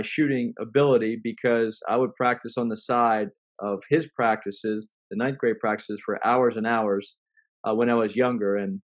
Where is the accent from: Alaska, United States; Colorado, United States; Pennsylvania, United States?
Pennsylvania, United States; a small town in; And I grew up in a small town in Pennsylvania.